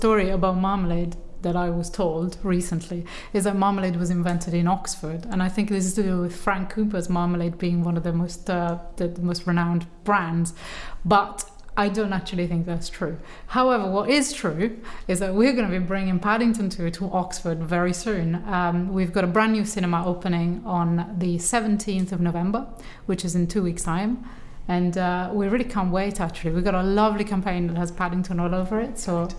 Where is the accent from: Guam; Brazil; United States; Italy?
Italy; moved away; my hometown in Italy